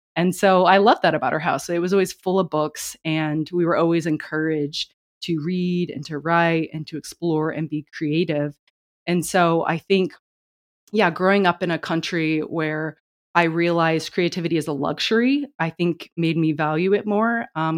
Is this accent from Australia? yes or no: no; China; growing up in China because English was always the first language spoken in our home. And reading and writing Chinese was extremely difficult for me.